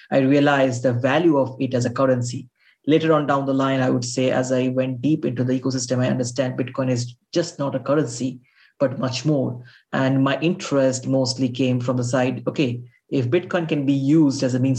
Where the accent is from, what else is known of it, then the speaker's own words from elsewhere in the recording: India; I'm coming from India